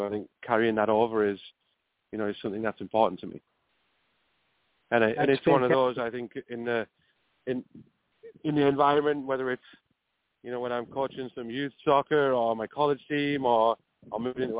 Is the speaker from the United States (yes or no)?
no; England, United Kingdom; it's very similar to what I grew up in England